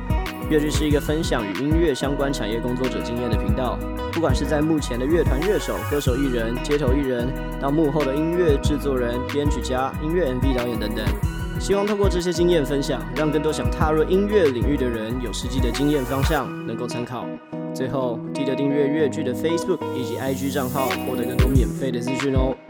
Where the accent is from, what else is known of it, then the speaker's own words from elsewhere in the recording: Tainan, Taiwan; now in Taipei, Taiwan; 我都说我是一半啦，因为我的身份证照是 R 开头。嗯，我是台南人，但是所有亲戚都在台南，只有我们家在台北。